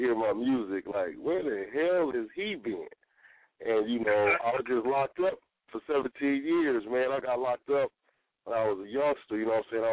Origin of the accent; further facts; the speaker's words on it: Water City, California, United States; I'm from Water City, and Long Beach is right down PCA